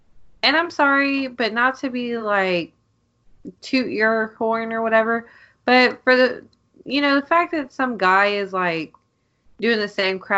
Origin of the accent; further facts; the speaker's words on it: the South, United States; I grew up in the South